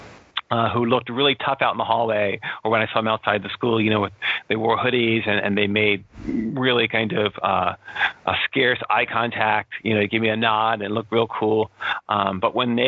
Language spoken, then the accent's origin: English; Cherry Hill, New Jersey, United States; I grew up in Cherry Hill, which is a suburb, only a couple of minutes from Camden geographically